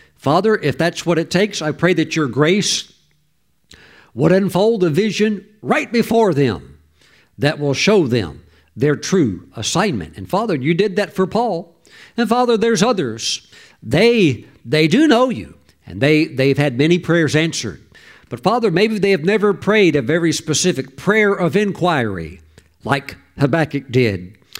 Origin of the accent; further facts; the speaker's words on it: Mississippi, United States; I grew up in the poorest state in the whole country. I was raised in Mississippi.